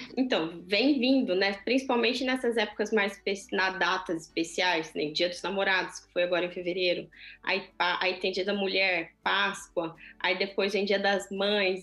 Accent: Brazil; now in Switzerland; na minha terra, né? No meu país

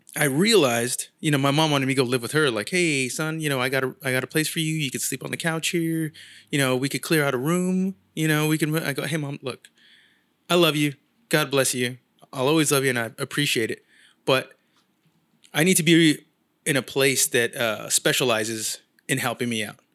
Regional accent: San Jose, California, United States; moved away as an adult; now in Los Angeles, United States; I'm from San Jose

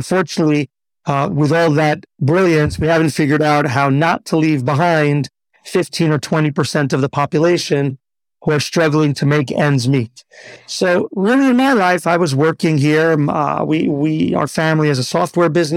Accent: New York, United States; moved away as an adult; also born or lived in Teaneck, New Jersey / Riverdale, New York; now in Israel; I grew up in New York till the age of 15. Then we went just a little bit over the George Washington Bridge, continued in Teaneck, New Jersey

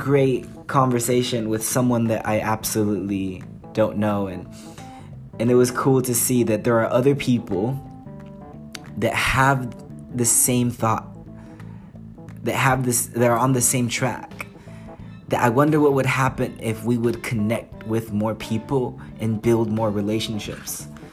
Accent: United States; moved away as an adult; now in England; I'm the American

